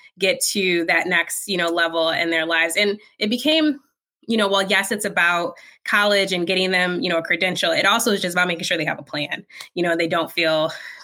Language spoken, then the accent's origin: English; Lansing, Michigan, United States; also born or lived in Ann Arbor, Michigan / Flint, Michigan; I'm from Lansing